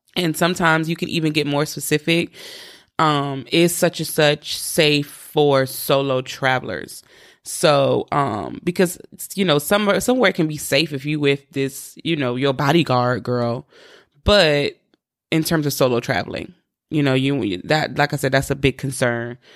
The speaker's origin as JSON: {"language": "English", "region": "East Coast", "country": "United States", "said": "I'm from the East Coast"}